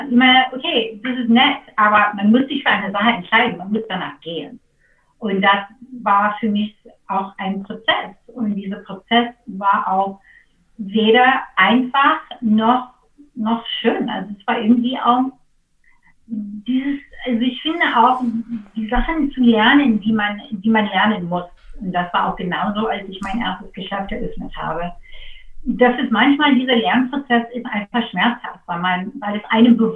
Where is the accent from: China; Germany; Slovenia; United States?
United States; German is a second language; also das ist einfach so als Amerikaner oder, oder für